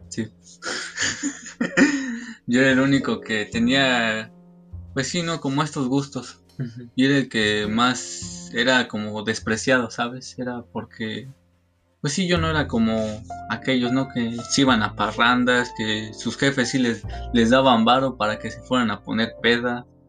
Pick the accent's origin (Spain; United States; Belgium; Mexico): Mexico; Cadereyta, Querétaro; also born or lived in Xilitla; yo, yo soy de aquí, de Cadereyta